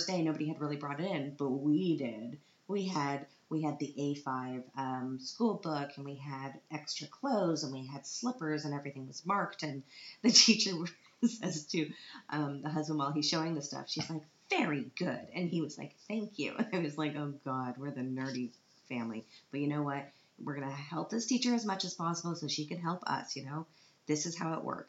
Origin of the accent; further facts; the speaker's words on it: Canada; now in Vienna, Austria; because I'm Canadian